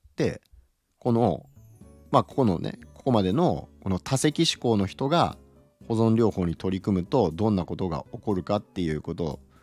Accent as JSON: {"language": "Japanese", "region": "Okayama", "country": "Japan", "tie": "born or raised there", "said": "岡山出身なんですけど"}